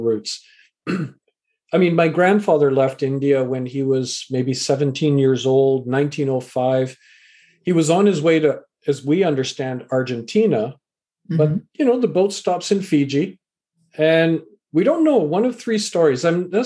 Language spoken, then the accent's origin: English; Vancouver, British Columbia, Canada; also born or lived in England; I was born in England, raised in Canada